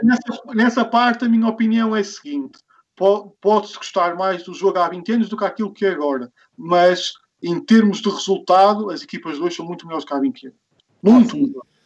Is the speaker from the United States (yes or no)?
no; the North, Norte, Portugal; eu sou aqui da Zona, da zona Norte